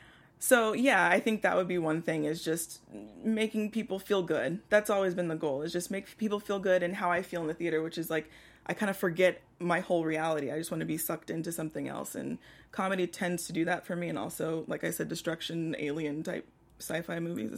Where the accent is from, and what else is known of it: Houston, Texas, United States